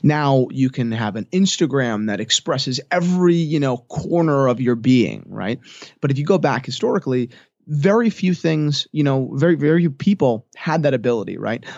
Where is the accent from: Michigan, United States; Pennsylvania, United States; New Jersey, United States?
New Jersey, United States; I'm twenty-two years old. I'm from New Jersey.